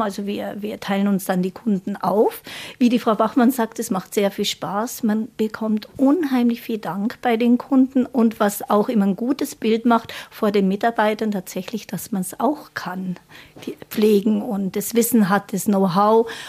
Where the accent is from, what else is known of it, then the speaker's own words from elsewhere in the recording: Munich, Bavaria, Germany; moved away; also born or lived in Baden-Württemberg; Ich bin ja geborene Münchnerin